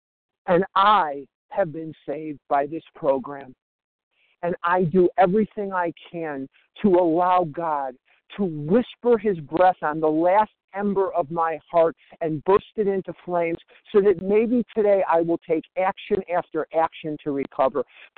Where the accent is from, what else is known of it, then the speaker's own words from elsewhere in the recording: Scottsdale, Arizona, United States; I'm from Scottsdale, Arizona.